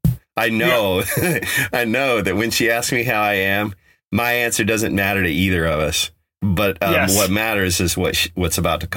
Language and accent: English; Colorado, United States; But growing up on the Front Range, I would listen and there's no accent. And then I moved to, you know, California, and I guess there's a drawl there. I've been told that I have a Californian accent